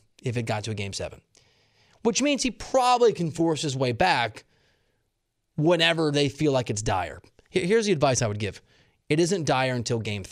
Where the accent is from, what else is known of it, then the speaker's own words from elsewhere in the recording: Dubuque, Iowa, United States; I'm not from Wisconsin, but I'm from Dubuque, Iowa.